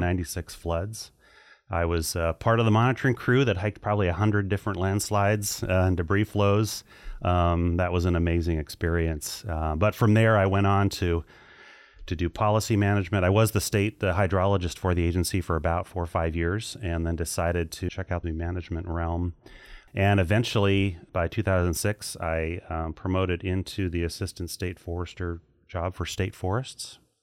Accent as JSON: {"language": "English", "region": "Hawaii", "country": "United States", "tie": "born or raised there", "also_born_or_lived": "Walla Walla, Washington", "moved": "as an adult", "lives_now": "Oregon, United States", "said": "grew up, spent my whole childhood and teenage years in Hawaii"}